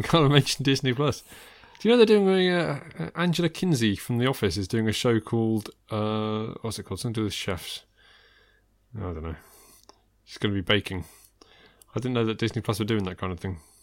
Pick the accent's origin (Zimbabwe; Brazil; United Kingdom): United Kingdom; I'm British